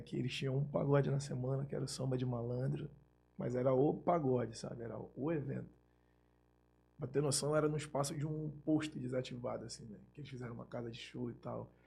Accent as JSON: {"language": "Portuguese", "town": "Belém", "region": "Pará", "country": "Brazil", "tie": "born or raised there", "moved": "as an adult", "lives_now": "Rio de Janeiro, Brazil", "said": "Eu sou natural de Belém do Pará. Sou paraense"}